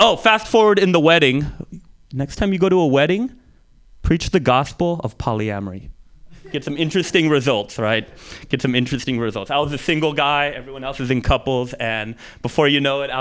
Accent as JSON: {"language": "English", "town": "San Francisco", "region": "California", "country": "United States", "tie": "born or raised there", "said": "growing up in the Mission, this was the 80s and the 90s"}